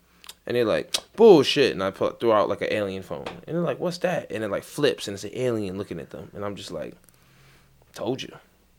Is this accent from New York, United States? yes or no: yes; East New York, New York, United States; I'm from East New York. Shit like that don't happen to us.